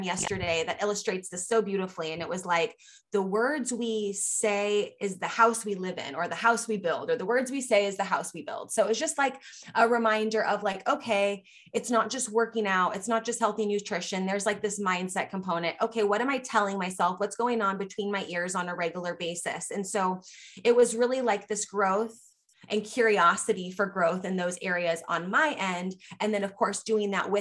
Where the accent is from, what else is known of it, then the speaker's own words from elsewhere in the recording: Merced, California, United States; also born or lived in Austria; now in Southern California, United States; the Merced Sun Star, a newspaper from my hometown